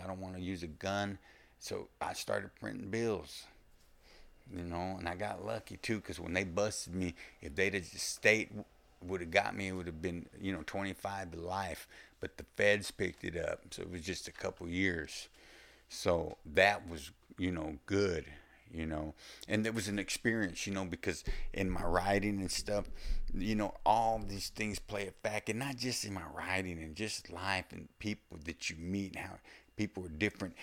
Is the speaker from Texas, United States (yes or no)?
yes; Texas, United States; accent: Texas or the South; it's obvious I'm from Texas or the South or whatever